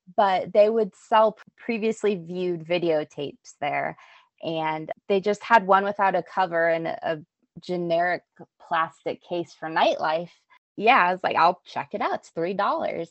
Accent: Albuquerque, New Mexico, United States; I grew up in Albuquerque

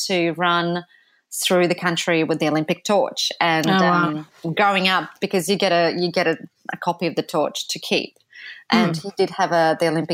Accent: Ukraine; moved away; also born or lived in Poland / London; when I was growing up in Ukraine, which was early 1980s

